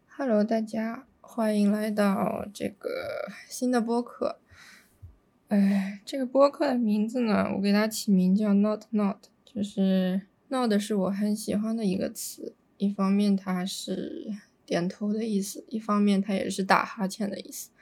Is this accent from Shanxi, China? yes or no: no; Nanjing, Jiangsu, China; moved away; 南京是我最喜欢的城市，是我的家乡